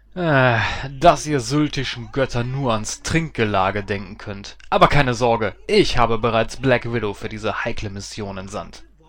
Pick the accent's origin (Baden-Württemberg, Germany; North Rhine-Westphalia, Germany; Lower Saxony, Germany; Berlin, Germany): North Rhine-Westphalia, Germany; Duisburg; now in Herten, Germany; meine Heimatstadt in Duisburg